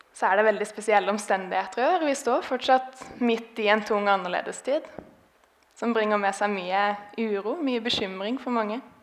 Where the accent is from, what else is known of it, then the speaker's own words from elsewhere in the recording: Grimstad, Agder, Norway; moved away; jeg har vokst opp i denne menigheten. Grimstad misjonskirke